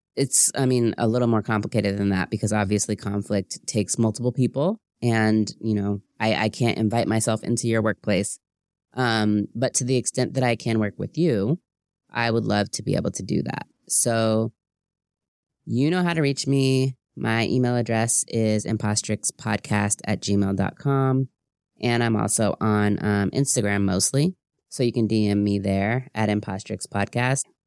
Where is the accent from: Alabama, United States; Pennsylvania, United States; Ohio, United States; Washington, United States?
Washington, United States; Seattle; being a Black American growing up in Seattle, Washington